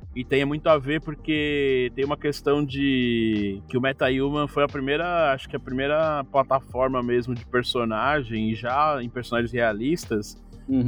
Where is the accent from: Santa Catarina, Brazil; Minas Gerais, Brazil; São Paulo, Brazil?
São Paulo, Brazil; eu nasci na Zona Leste, mas logo poucos anos eu, meu pai veio morar na Zona Norte